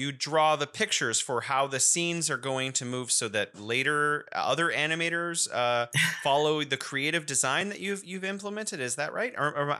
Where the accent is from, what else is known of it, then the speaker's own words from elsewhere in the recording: California, United States; moved away as an adult; now in Wuhan, China; I'm originally from California, and now I am living in beautiful Wuhan, China.